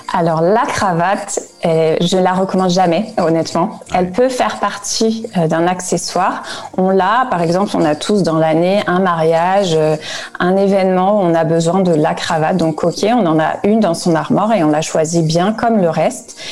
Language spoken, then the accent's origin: French; France; now in Frankfurt, Germany; je suis française